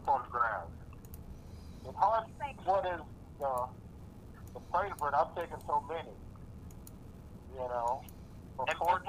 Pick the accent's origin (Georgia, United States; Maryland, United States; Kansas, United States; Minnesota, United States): Kansas, United States; Kansas City; I was born and raised in Kansas City, Kansas. I was born in 1951.